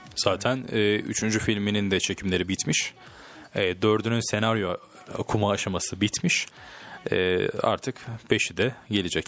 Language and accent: Turkish; Turkey; Türk'üm Fransız değilim